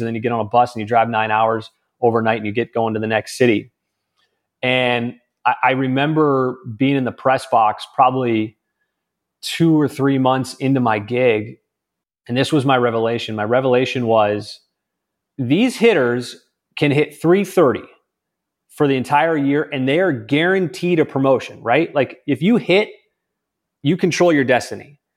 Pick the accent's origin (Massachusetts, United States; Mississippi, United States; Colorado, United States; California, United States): California, United States; moved away as an adult; I was from California